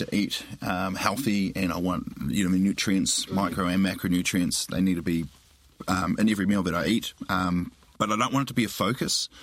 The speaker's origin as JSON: {"language": "English", "country": "New Zealand", "said": "being classic Kiwi"}